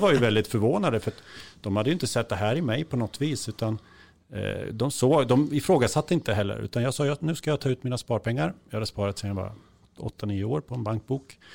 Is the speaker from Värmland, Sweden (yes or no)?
no; Kisa, Östergötland, Sweden; hemma i Kisa